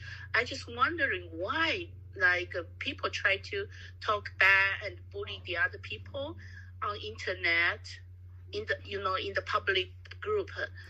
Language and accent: English; Taiwan; now in Tokyo, Japan; I'm in Japan right now, Tokyo, and we had a, because I was born in Taiwan, and we have a group like for Taiwanese in Japan.